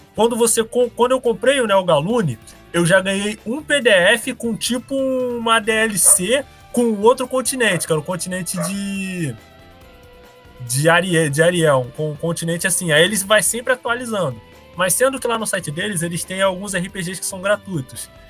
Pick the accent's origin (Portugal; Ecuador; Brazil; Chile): Brazil; Rio de Janeiro; Eu e o … somos do Rio de Janeiro